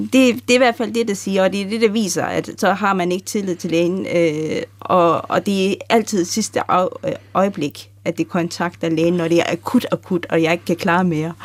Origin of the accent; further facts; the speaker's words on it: Denmark; jeg er opvokset i Danmark